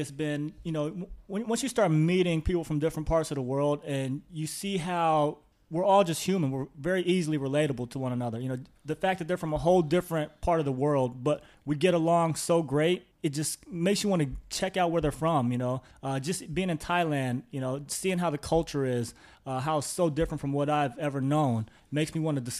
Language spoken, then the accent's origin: English; Midwest, United States; from where I'm from, I'm from the Midwest in the U.S. So you know, it's very um, everybody there is from the Midwest.